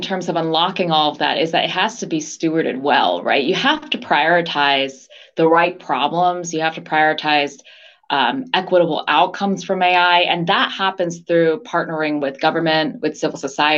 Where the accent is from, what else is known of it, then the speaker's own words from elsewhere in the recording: outside of New York City, United States; moved away as an adult; also born or lived in Los Angeles, United States / Washington, D.C., United States / San Francisco Bay Area, United States / Taiwan (parents); now in London, United Kingdom; I was born in LA. My parents were immigrants from Taiwan, and they were graduate students in LA, but grew up largely outside of New York City.